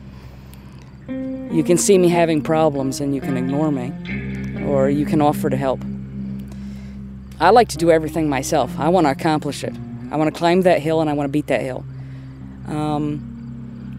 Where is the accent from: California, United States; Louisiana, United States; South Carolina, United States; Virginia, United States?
South Carolina, United States; Gaffney; I'm from Gaffney, South Carolina.